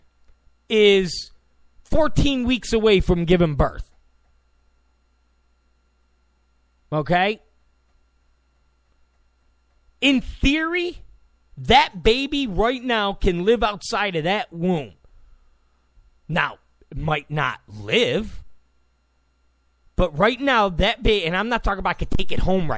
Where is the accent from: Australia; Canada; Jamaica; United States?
United States; New York; now in California, United States; I come from New York